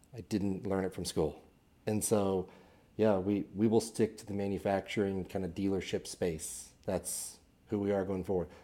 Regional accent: Kearney, Missouri, United States; I'm from Kansas City originally, a little town up north called Kearney. Uh, grew up in a home building family

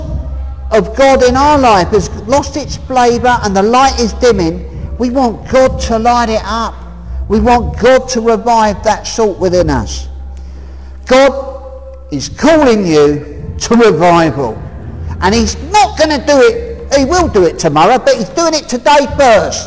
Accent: Hemel Hempstead, East of England, United Kingdom; I'm from Hemel Hempstead

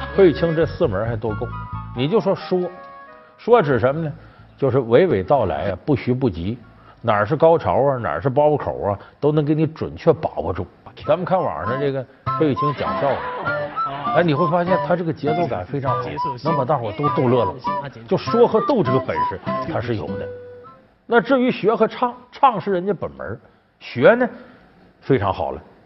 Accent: Northeast China, China; 我这老家在东北

